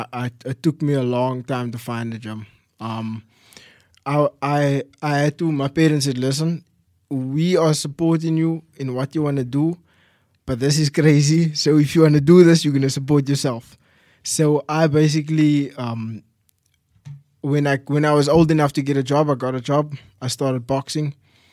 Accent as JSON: {"language": "English", "town": "Mitchells Plain", "region": "Western Cape", "country": "South Africa", "tie": "born or raised there", "also_born_or_lived": "Gordon's Bay / Somerset West / Strand", "said": "Yes. I moved quite a bit. Like, I was born in Mitchells Plain."}